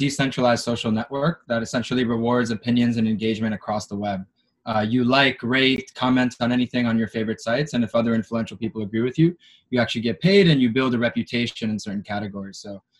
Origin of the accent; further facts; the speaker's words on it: Israel; I'm Israeli American. I had the opportunity to serve in the Israeli army in the military intelligence.